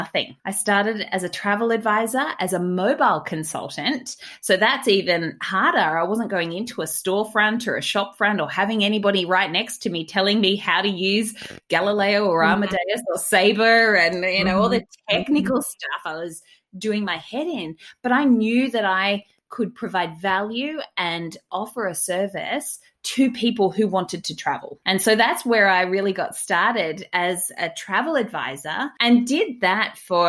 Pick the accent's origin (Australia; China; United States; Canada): Australia; It was my home country